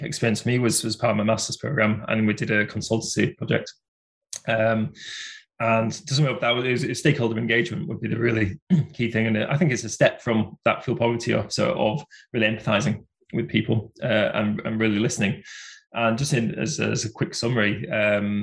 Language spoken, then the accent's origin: English; Bradford, Yorkshire and the Humber, United Kingdom; it was in my home city. So I come from Bradford